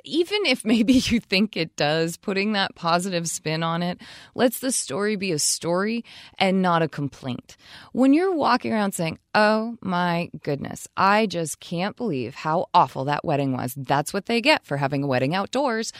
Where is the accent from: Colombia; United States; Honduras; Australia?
United States; Vermont; I'm not in Vermont, I'm not in my home state